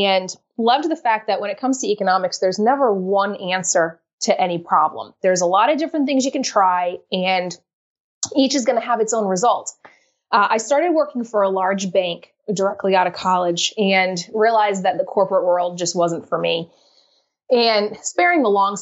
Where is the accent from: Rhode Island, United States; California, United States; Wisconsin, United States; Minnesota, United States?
Rhode Island, United States; I'm from Rhode Island up here in New England, the smallest state in the union.